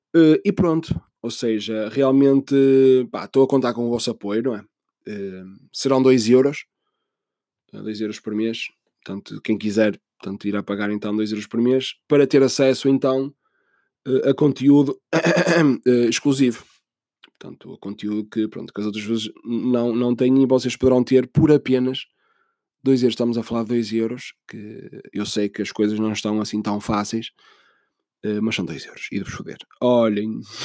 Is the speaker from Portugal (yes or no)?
yes; Portugal; sou português